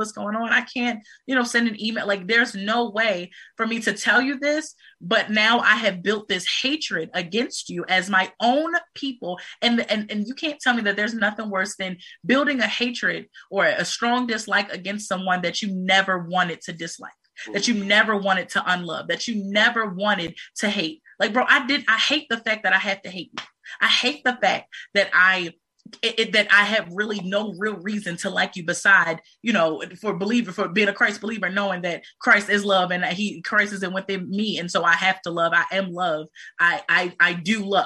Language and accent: English; United States; We are from America.